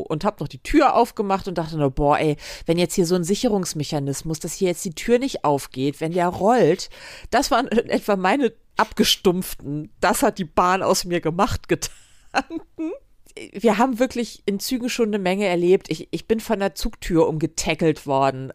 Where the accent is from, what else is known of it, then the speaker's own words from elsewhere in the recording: Germany; ich als Deutsche